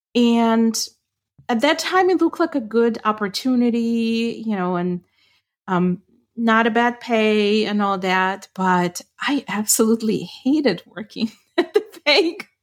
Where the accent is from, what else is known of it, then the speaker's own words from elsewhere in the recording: Ukraine; first language Ukrainian; English is a second language; moved away; I grew up speaking Ukrainian